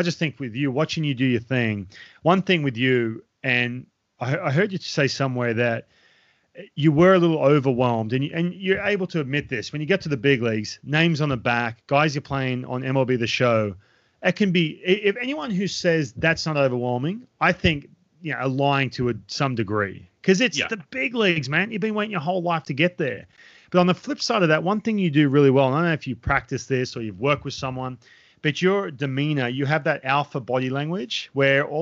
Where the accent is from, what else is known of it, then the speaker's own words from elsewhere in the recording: Australia; moved away; I grew up in Australia